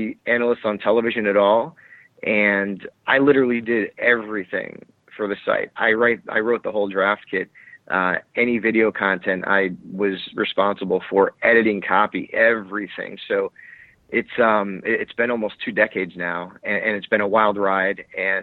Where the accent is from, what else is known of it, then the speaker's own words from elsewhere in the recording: Connecticut, United States; moved away as an adult; also born or lived in Staten Island, New York; originally from Connecticut